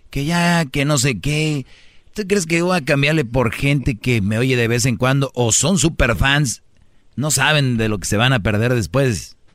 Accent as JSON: {"language": "Spanish", "town": "Monterrey", "region": "Nuevo León", "country": "Mexico", "said": "Y, yo, soy de Monterrey. Allá los hombres son firmes, grandes, bragados."}